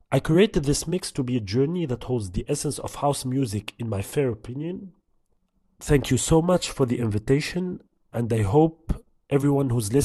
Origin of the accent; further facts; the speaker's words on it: Tunisia; now in Paris, France; I was born and raised in Tunisia and now based in Paris.